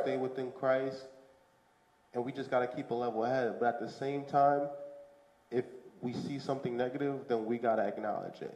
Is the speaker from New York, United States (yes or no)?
yes; New York City, New York, United States; also born or lived in Canarsie, Brooklyn / Fort Greene, Brooklyn; I came to America at the age of two. I grew up in Bushwick, and I lived in Bushwick from two to the age of 10